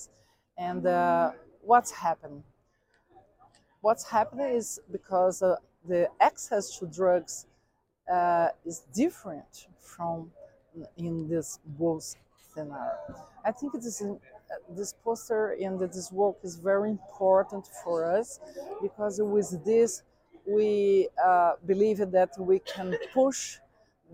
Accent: Brazil; I'm from Brazil.

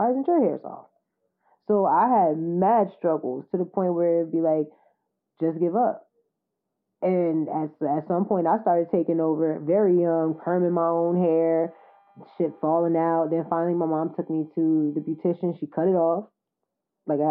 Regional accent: the South, United States; moved away; I was from the South.

